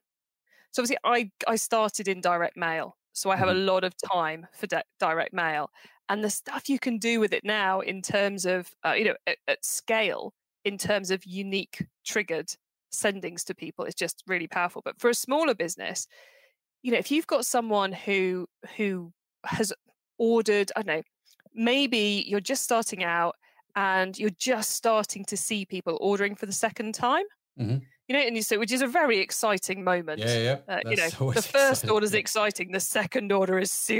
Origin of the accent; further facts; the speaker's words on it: Cornwall, South West England, United Kingdom; I'm from Cornwall.